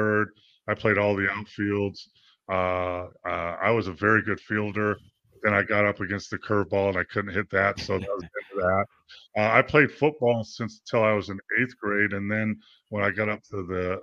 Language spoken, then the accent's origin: English; Los Angeles, California, United States; I grew up in San Fernando Valley outside